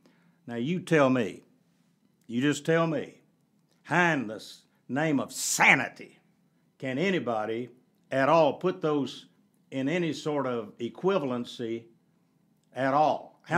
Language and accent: English; the South, United States; in the culture in which I grew up in the South, you just didn't, divorce was an anomaly.